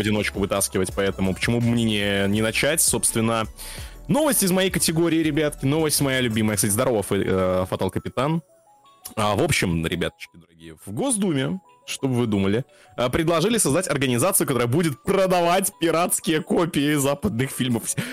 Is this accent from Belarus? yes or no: yes; Belarus; moved away; у меня этот период пришелся на жизнь в Беларуси